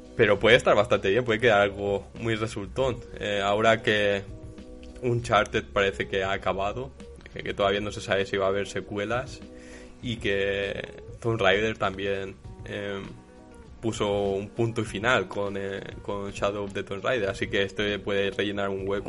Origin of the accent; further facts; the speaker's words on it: Badalona, Catalonia, Spain; soy de, de Badalona